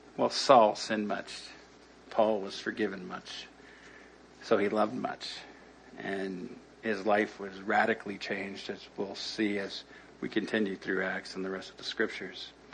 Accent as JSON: {"language": "English", "town": "Los Angeles", "region": "California", "country": "United States", "tie": "born or raised there", "said": "I grew up in El Sereno, not too far from here"}